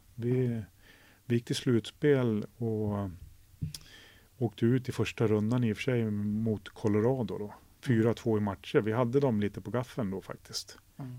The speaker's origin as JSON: {"language": "Swedish", "country": "Sweden", "moved": "as an adult", "said": "Jag var ensam svensk i ett och ett halvt år där"}